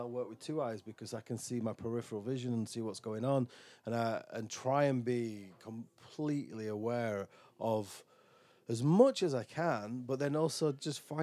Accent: Dewsbury, Yorkshire and the Humber, United Kingdom; now in Falmouth, United Kingdom; I'm from Dewsbury, West Yorkshire, where everybody is a fucking welder or on the dole.

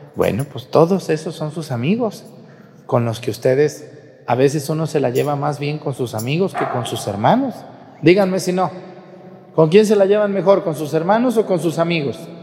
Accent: Mexticacán, Jalisco, Mexico; moved away; mi pueblo, en Mestigacán

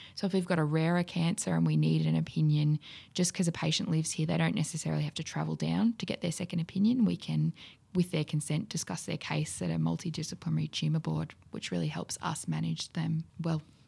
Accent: Wodonga, Victoria, Australia; growing up in Wodonga

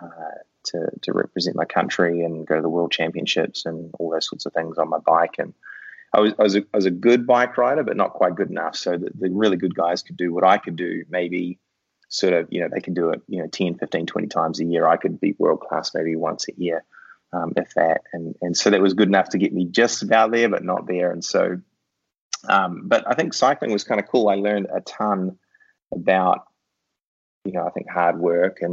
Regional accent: New Zealand; I grew up in New Zealand, which is where that super strange accent comes from.

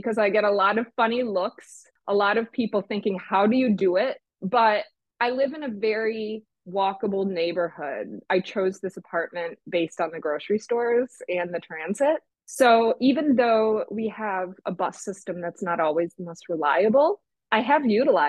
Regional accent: Traverse City, Michigan, United States; also born or lived in San Francisco / New York / Boston; now in Detroit, United States; I grew up in Traverse City, Michigan, across the lake from Chicago, and it was a small town. It's a tourist town and very car dominant.

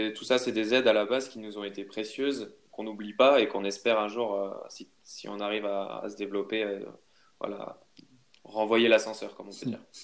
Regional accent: Haute-Savoie, Auvergne-Rhône-Alpes, France; je viens de, de Haute-Savoie

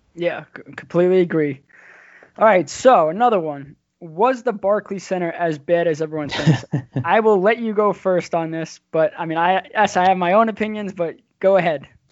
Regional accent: near the Nassau Coliseum, Long Island, New York, United States; I grew up and I live in the same house, but I'm 15 minutes from the Coliseum

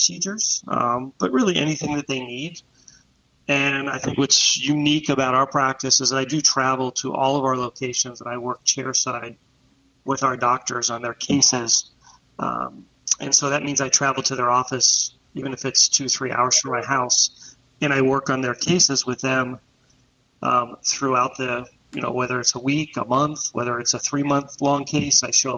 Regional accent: Pittsburgh, Pennsylvania, United States; now in Orlando, United States; I'm originally from Pittsburgh, Pennsylvania.

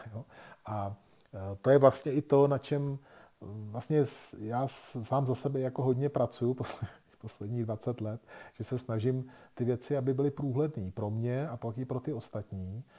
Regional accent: Czechia; My jako Češi v tom máme velké zkušenosti s našima zahrádkama a chatama.

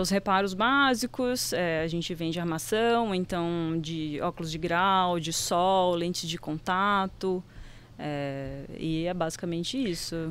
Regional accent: Recife, Pernambuco, Brazil; moved away; não sou daqui, sou de Recife

